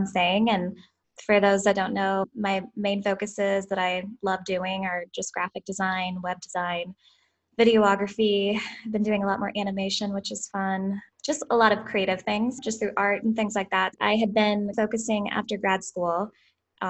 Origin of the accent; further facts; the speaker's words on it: Southern Illinois, United States; now in St. Louis, United States; I'm from Southern Illinois, just like a small farm town. Grew up in a cow farm